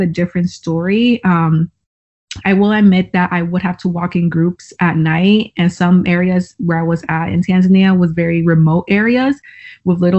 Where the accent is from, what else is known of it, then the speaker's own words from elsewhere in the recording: Fort Myers, Florida, United States; I'm 22 years old and I'm from Fort Myers, Florida